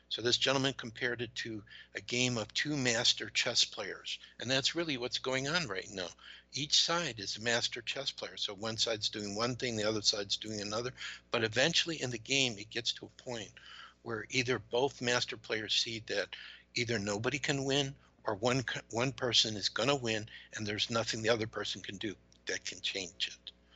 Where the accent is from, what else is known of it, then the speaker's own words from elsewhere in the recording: United States; also born or lived in Georgia; being an American